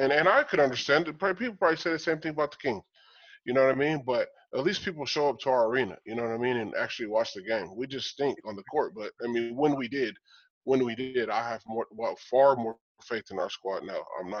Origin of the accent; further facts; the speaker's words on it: Cuba; I'm from Cuba.